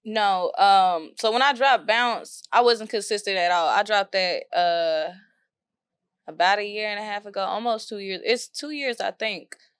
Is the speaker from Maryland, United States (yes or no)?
no; Waco, Texas, United States; moved away as an adult; now in Dallas, United States; I'm from South Waco, Waco, Texas.